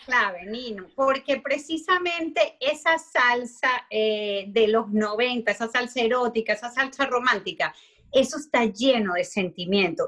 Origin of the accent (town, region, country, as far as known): Venezuela